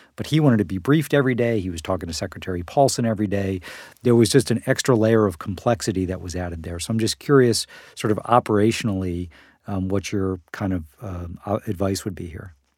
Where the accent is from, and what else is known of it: United States